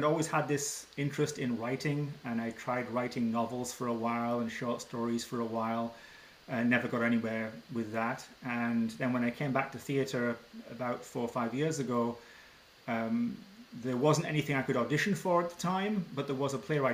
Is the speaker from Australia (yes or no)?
no; England, United Kingdom; moved away as an adult; now in Ottawa, Canada; I was born in England and went to school there and then moved to Canada after grad school. And I've lived in Ottawa, Ontario